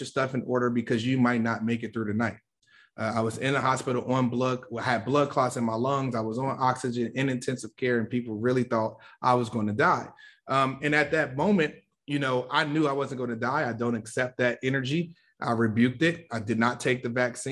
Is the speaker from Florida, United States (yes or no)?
no; Chicago, Illinois, United States; I'm from the South Side of Chicago, Inglewood, very, very tough areas